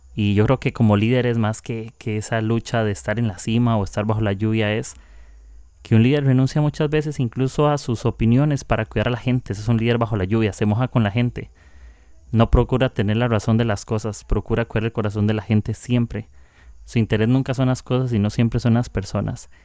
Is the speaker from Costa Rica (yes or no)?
yes; Costa Rica; soy de Costa Rica